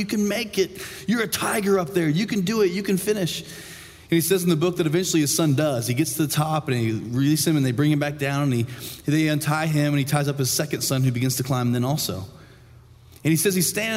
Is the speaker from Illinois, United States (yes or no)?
no; Indiana, United States; moved away; going home to my hometown in Indiana for the first time in like 6 years